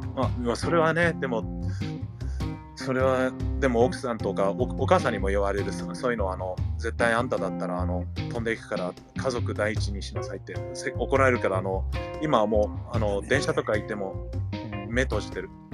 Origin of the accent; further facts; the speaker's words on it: United States; moved away as an adult; also born or lived in Nagoya, Japan; now in Tokyo, Japan; アメリカで生まれてるから日本人ではないんだよね僕たちは